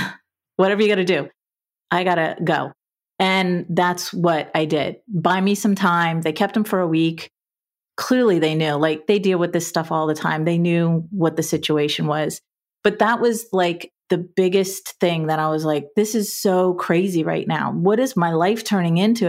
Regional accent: South Florida, United States; I was born and raised in South Florida in a middle class family environment

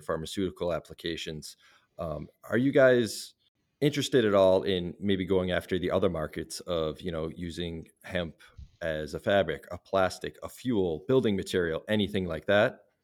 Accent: Salem, Massachusetts, United States; my hometown of Salem, Massachusetts

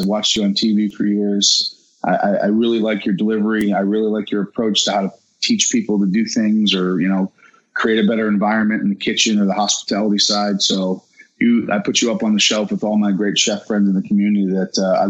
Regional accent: Mentor, Ohio, United States; Yeah, I know Euclid very well. I grew up borough away.

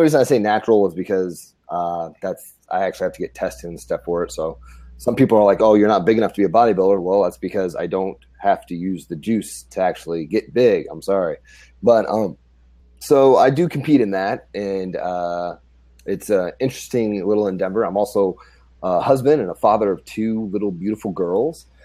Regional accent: Grand Island, Nebraska, United States; moved away as an adult; I'm from Grand Island, Nebraska. Born and raised, when I was about the age of 20, I decided to join the Army

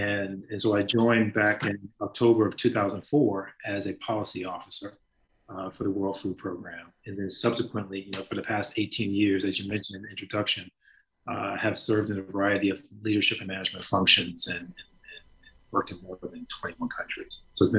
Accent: Richmond, Indiana, United States; also born or lived in Gary / Dayton / Flint; I was born in Gary, Indiana, and moved around a lot. That's right, GI. And so moved from Gary to Dayton, Ohio to Richmond, Indiana, where I spent a pretty good formative part of my years.

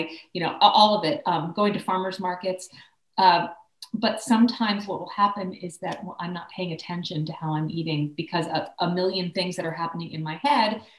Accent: Philadelphia, Pennsylvania, United States; moved away; I'm from Philadelphia originally

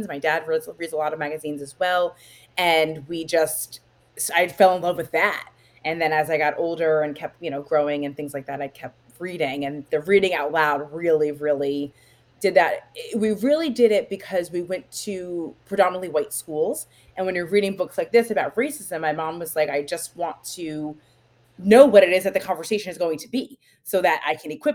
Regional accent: New Jersey, United States; I'm from New Jersey.

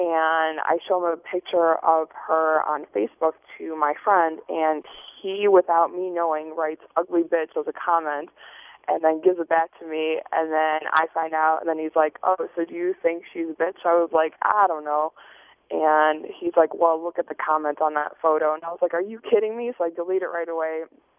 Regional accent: Chicago, Illinois, United States

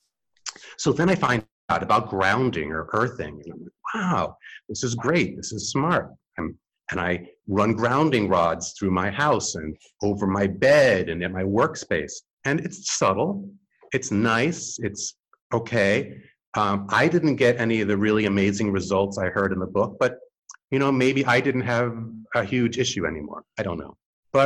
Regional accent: New York City, New York, United States; I grew up in New York City in the 8th floor

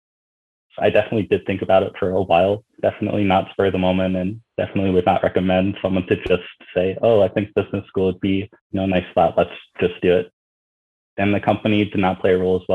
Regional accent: Bethlehem, Pennsylvania, United States; moved away as an adult; also born or lived in Troy, New York / Atlanta, Georgia / New York City, New York; I'm actually from Bethlehem, Pennsylvania, where Bethlehem Steel was

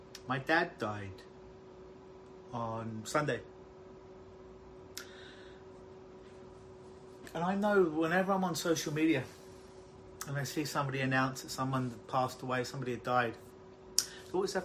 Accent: London, United Kingdom; now in Toronto, Canada; if you haven't told by my accent, I'm originally from London, England

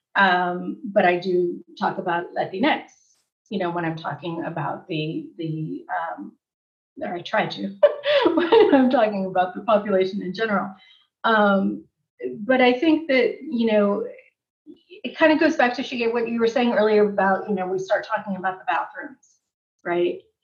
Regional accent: Southern California, United States; I'm from Southern California

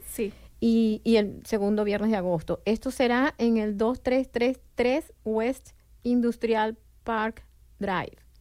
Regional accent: Venezuela; moved away as an adult; now in Bloomington, United States; yo también soy de Venezuela

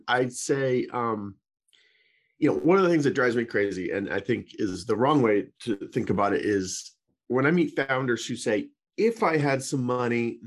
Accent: Boulder, Colorado, United States; moved away as an adult; also born or lived in Santa Clara, California; now in Marin County, United States; I grew up in Boulder, Colorado, great little town, and wanted to go to the West Coast

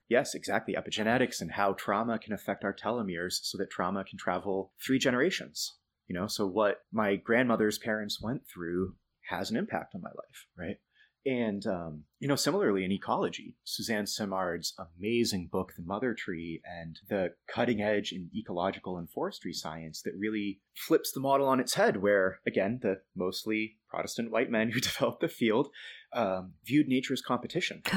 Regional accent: near the Blue Hills, outside Boston, Massachusetts, United States; moved away; growing up near it

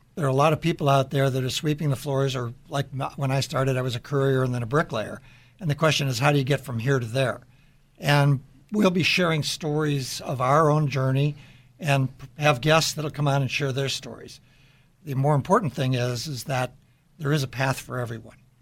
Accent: Deerfield, Illinois, United States; I grew up in the Chicago area in Deerfield, Illinois

